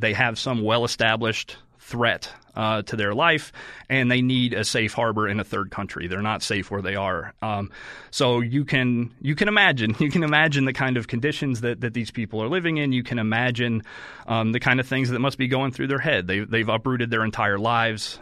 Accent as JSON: {"language": "English", "region": "Oklahoma", "country": "United States", "tie": "born or raised there", "also_born_or_lived": "Texas", "said": "I grew up in Oklahoma."}